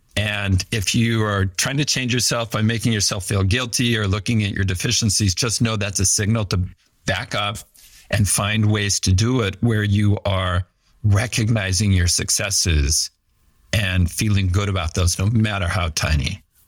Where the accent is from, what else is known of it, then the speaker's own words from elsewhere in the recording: Fresno, California, United States; also born or lived in Maui, Hawaii; I grew up in Fresno, California, and worked pretty hard in school